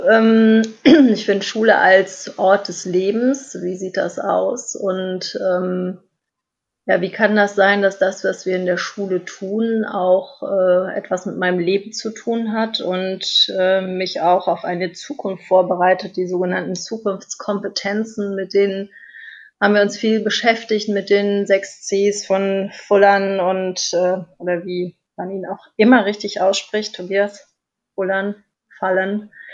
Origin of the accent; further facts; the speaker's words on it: Germany; bei uns in Deutschland